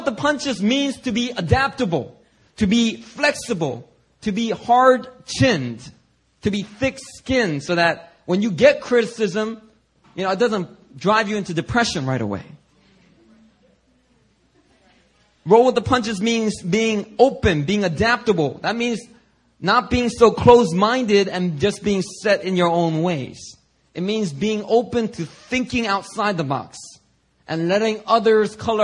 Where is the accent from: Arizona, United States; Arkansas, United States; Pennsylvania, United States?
Pennsylvania, United States; Philadelphia; growing up in Philadelphia, I have a very diverse range of experiences with people of all ethnicities